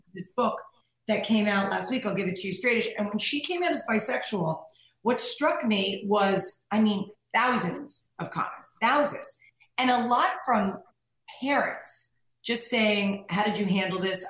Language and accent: English; New York, United States; moved away as an adult; now in California, United States; I'm like a New Yorker